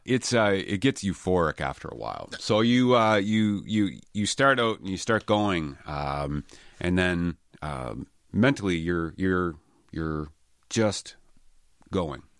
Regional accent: Halifax, Nova Scotia, Canada; I'm born and raised in Halifax, so I've been a Halifax boy my whole life.

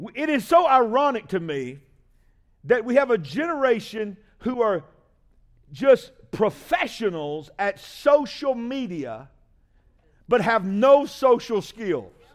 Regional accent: United States; I'm an American

